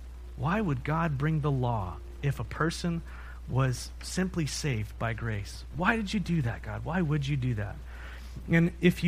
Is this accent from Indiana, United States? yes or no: no; San Diego, California, United States; You know, we came from San Diego. You know that. And in San Diego, in North County, there's a place called the Wild Animal Park.